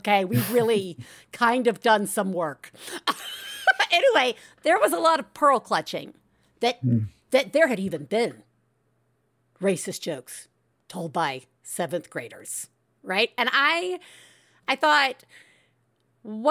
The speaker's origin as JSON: {"language": "English", "region": "Deep South", "country": "United States", "said": "I'm from the Deep South. I know who my people are"}